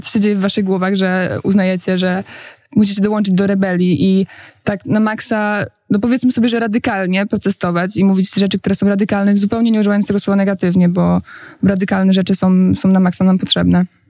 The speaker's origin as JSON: {"language": "Polish", "town": "Poznań", "region": "Greater Poland", "country": "Poland", "moved": "yes", "lives_now": "Warsaw, Poland", "said": "jestem aktywistką klimatyczną z Poznania, e, która od jakiegoś czasu jest już w Warszawie"}